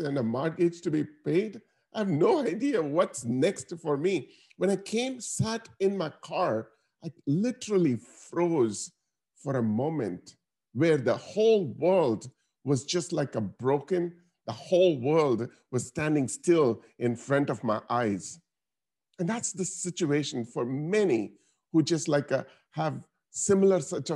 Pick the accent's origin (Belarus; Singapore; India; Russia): India; Chennai, Tamil Nadu; now in United States; I was able to grow up from that country to come here to become a senior vice president at Bank of America